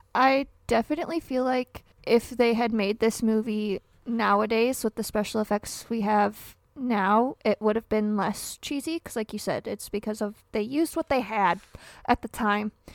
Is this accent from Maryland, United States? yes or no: no; Michigan, United States; born or raised there